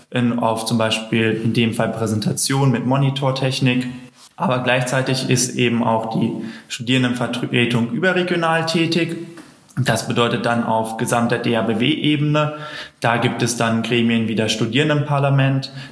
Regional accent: North Rhine-Westphalia, Germany; ich komme aus Nordrhein-Westfalen, hatten wir nicht so viel Kontakt

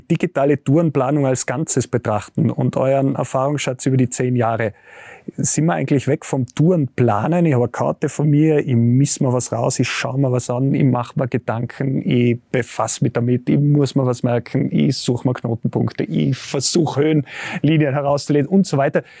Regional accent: Tyrol, Austria; Bei uns in Tirol

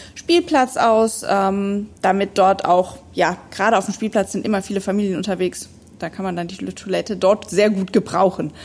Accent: Neuwied area, Rhineland-Palatinate, Germany; ich komme hier aus der Umgebung

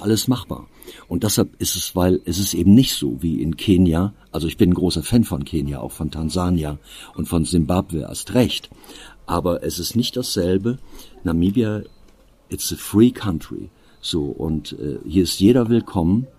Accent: Eifel, Germany; bei uns in der Eifel

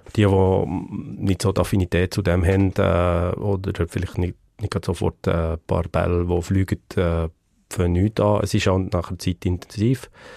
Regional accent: Le Pâquier, Neuchâtel, Switzerland; in Le Bunione aufgewachsen, Bunione. das ist bei dem Skigebiet Bunione-Savanière auf dem Nordflanke vom, vom Chascal. Man kommt entweder von Neuenburg oder von Saint-Imier rauf. Äh, dort bin ich aufgewachsen

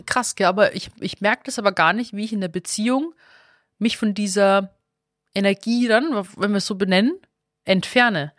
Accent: Stephanskirchen, Bavaria, Germany; now in Berlin, Germany; Stephanskirche, also Schlossberg, Stephanskirche, wo ich herkomme

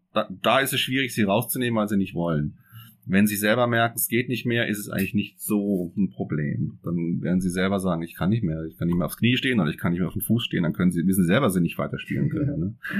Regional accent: Freiburg im Breisgau, Baden-Württemberg, Germany; now in Switzerland; ich komme ja aus Freiburg im Breisgau

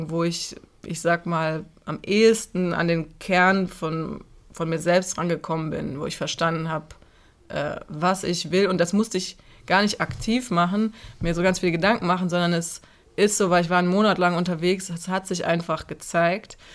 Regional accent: Cologne, North Rhine-Westphalia, Germany; Und Köln ist meine Heimatstadt und ich werde sie immer lieben.

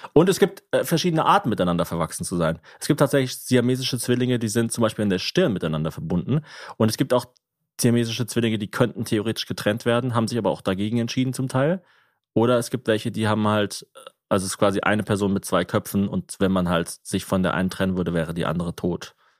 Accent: Ulm, Baden-Württemberg, Germany; Bei uns in Ulm

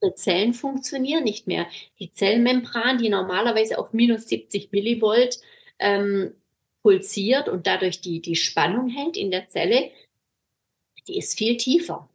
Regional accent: Swabia, Germany; moved away as an adult; now in Baltic Sea coast, Germany; hier an der Ostsee gelandet als Schwäbin

